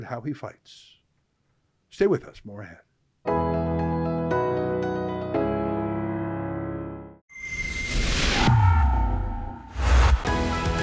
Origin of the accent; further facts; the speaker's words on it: Calgary, Alberta, Canada; I'm from Calgary